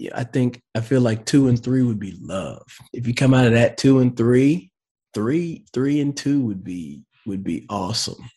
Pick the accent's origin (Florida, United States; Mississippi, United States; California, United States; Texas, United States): Texas, United States; Dallas; moved away as an adult; I grew up in the Dallas area, and I grew up a Cowboys fan